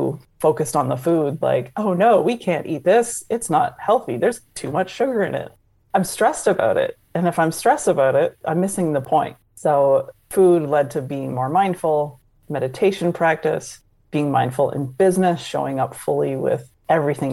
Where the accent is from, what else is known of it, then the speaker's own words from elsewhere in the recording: just outside of Toronto, Ontario, Canada; moved away as an adult; also born or lived in New York / Indianapolis / Chicago / New Jersey; now in Florida, United States; I grew up just outside of Toronto, met someone from New York, moved to New York